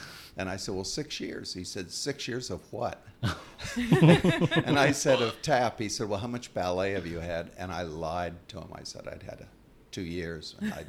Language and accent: English; San Diego, California, United States; also born or lived in Oahu, Hawaii; I was born in San Diego and raised in San Diego and Hawaii.